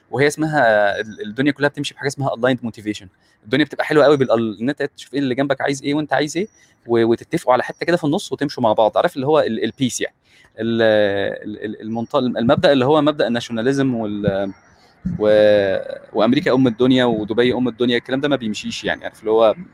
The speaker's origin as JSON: {"language": "Arabic", "country": "Egypt", "said": "احنا كمصريين فكره ذاكره المكان دي بتتمسح بالكباري"}